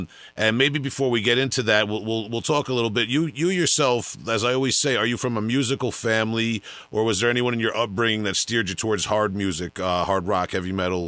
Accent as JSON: {"language": "English", "area": "Long Island", "region": "New York", "country": "United States", "said": "I'm from Long Island, New York."}